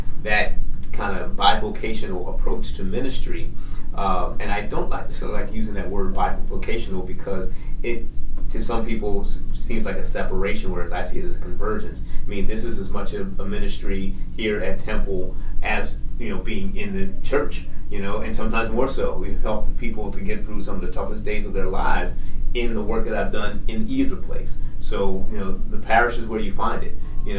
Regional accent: Philadelphia, Pennsylvania, United States; I'm from West Philadelphia, born and raised in West Philadelphia.

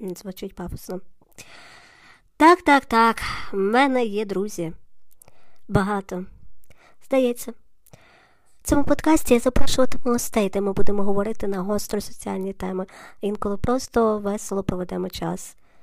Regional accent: Lviv, Lviv Oblast, Ukraine; я львів'янка

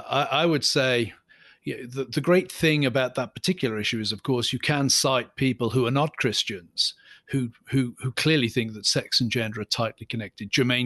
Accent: Scotland, United Kingdom; And I'm from a Scottish psalm singing background. We lament all the time.

